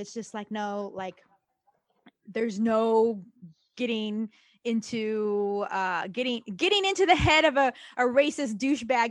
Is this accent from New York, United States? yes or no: no; Central Valley of California, United States; moved away as an adult; now in Los Angeles, United States; my hometown area. The Central Valley of California is very, very red